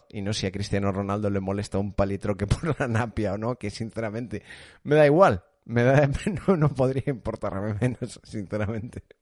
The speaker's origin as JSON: {"language": "Spanish", "region": "Galicia", "country": "Spain", "tie": "born there", "said": "Nací en Rías Baixas"}